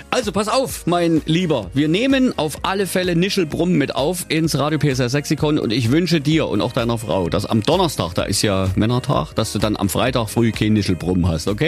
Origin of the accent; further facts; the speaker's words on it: Berlin, Germany; now in Saxony, Germany; Ich komme ja eigentlich ursprünglich aus Berlin, dann hat man mich verfrachtet nach hier und ich bin froh drüber.